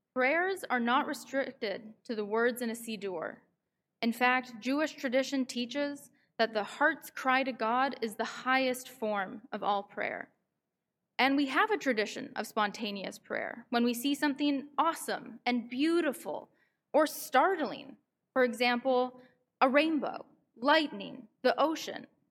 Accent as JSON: {"language": "English", "town": "Vancouver", "region": "British Columbia", "country": "Canada", "moved": "as an adult", "lives_now": "New York, United States", "said": "I'm from Vancouver, but I come here once a month from New York, where I go to school"}